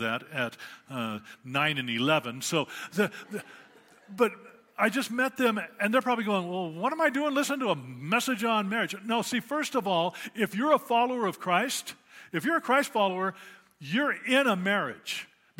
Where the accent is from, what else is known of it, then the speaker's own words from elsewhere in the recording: Prescott, Arizona, United States; moved away as an adult; also born or lived in Africa / Pagosa Springs, Colorado; I was always growing up in Prescott